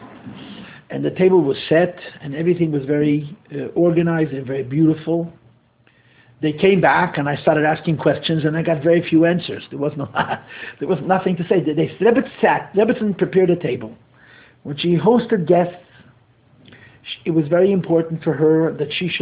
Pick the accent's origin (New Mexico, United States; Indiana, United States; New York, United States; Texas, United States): New York, United States; New York City; I'm born and bred in Crown Heights. I grew up here